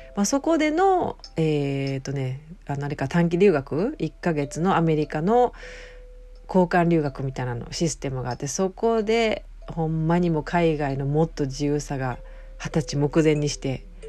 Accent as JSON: {"language": "Japanese", "region": "Osaka", "country": "Japan", "tie": "born or raised there", "accent": "Kansai dialect", "said": "私は大阪の,、まあ、あの関西弁聞いてもらって分かると思うけど大阪の出身"}